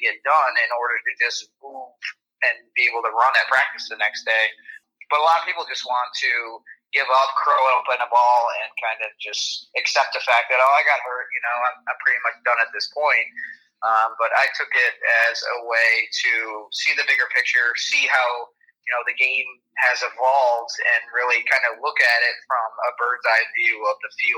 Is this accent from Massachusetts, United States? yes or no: no; Syracuse, New York, United States; Syracuse was obviously my hometown